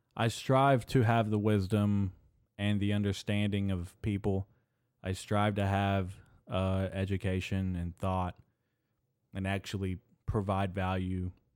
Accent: United States; I'm actually first generation American, first born son uh, to an immigrant family

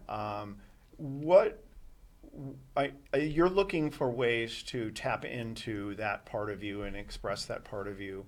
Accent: Boston, Massachusetts, United States; moved away; I grew up in Boston

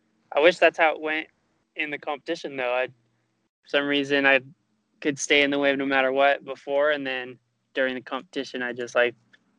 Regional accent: Meridian, Idaho, United States; I'm from Meridian, Idaho, 21 years old.

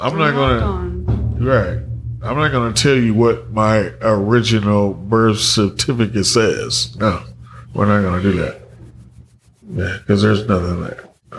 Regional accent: San Francisco, California, United States; now in San Leandro, United States; I was pushed out in San Francisco, but I don't represent anything at all.

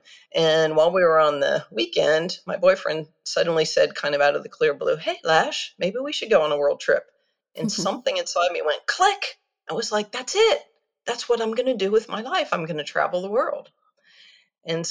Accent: United States; moved away as an adult; also born or lived in Kyoto, Japan; I'm an American who grew up in the States, but after university, I left to travel the world

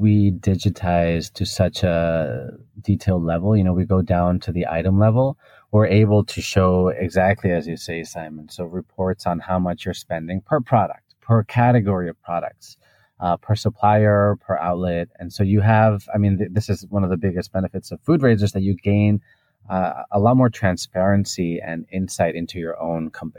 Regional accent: Spain; English is a second language; also born or lived in United Kingdom / United States / Japan / Hong Kong; now in Singapore; So I'm originally from Spain, but throughout my life, I've been jumping around. I've lived in the UK, I've lived in the US, in Japan and Hong Kong.

